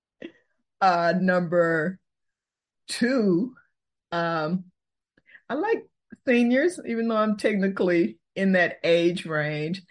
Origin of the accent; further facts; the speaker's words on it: Fort Worth, Texas, United States; also born or lived in Houston, Texas / Austin, Texas / Minnesota; Born in Houston, raised in Fort Worth. I'm a native Texan